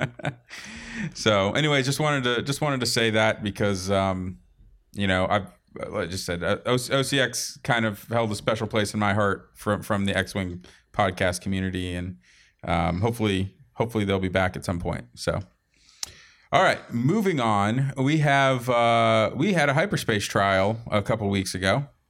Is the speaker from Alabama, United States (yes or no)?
no; Boston, Massachusetts, United States; moved away; also born or lived in Portsmouth, New Hampshire; I was born in Boston.